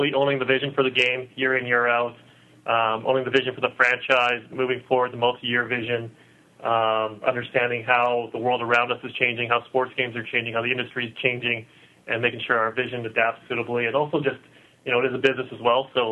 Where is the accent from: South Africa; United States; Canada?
Canada; Vancouver, British Columbia; born and raised in Vancouver